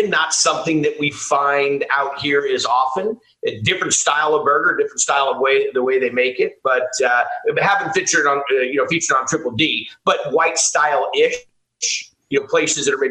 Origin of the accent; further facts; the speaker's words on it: California, United States; also born or lived in Columbus, Ohio; My parents were kind of hippies and took off to California in a squareback Volkswagen.